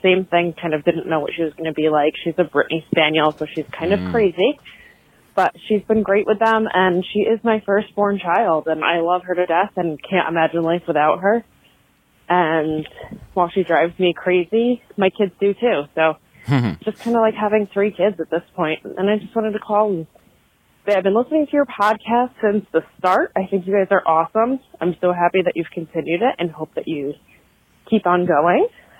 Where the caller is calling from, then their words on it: Connecticut, United States; I am calling from Connecticut.